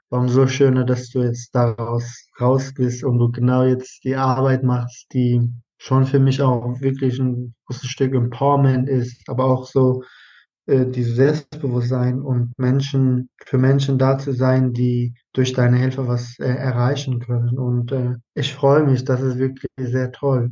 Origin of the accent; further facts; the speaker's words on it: Iraq; German is a second language; now in Germany; Ich bin halt dann auch im Irak geboren, aufgewachsen und ich habe da zwei Sprachen